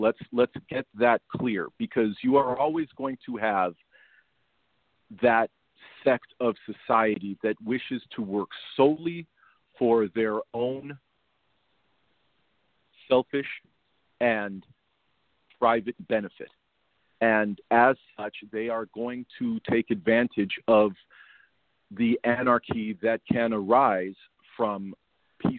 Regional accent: United States; we as an American society

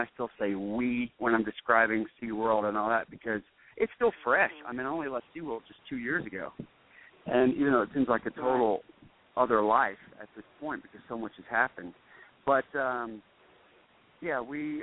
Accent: United States; I love being an American

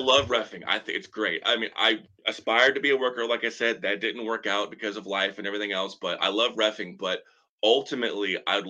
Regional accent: Eureka, Missouri, United States; born or raised there

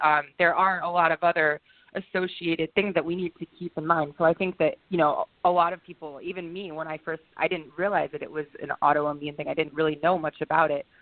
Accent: Virginia, United States; moved away as an adult; now in Boston, United States; I'm born and raised in Virginia

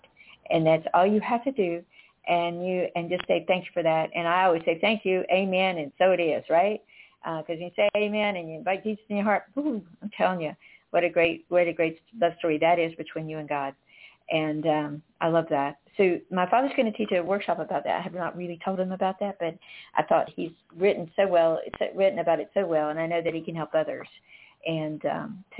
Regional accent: North Carolina, United States; I grew up in North Carolina

